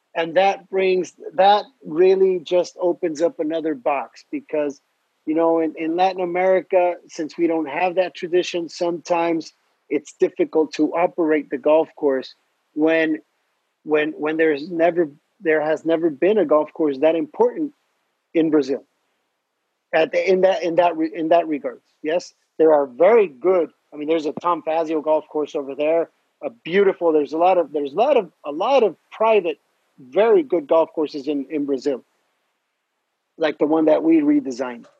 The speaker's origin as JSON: {"language": "English", "country": "Mexico", "also_born_or_lived": "Edinburgh, Scotland", "said": "I'm from Mexico"}